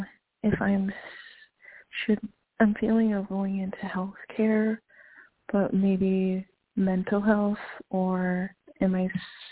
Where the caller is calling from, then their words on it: Minnesota, United States; I'm calling from Minnesota.